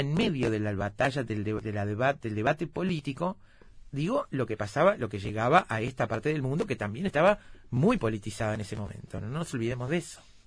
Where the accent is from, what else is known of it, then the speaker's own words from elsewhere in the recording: Uruguay; soy uruguaya